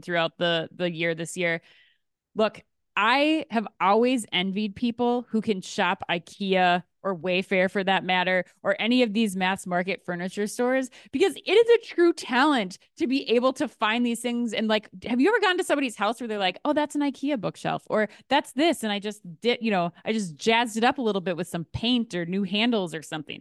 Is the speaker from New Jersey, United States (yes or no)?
no; Minnesota, United States; as a Minnesotan